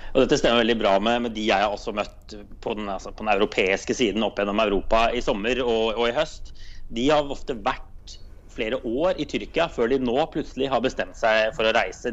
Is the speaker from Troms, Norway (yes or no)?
no; Drammen, Buskerud, Norway; moved away as an adult; now in Brussels, Belgium; for meg som er fra Drammen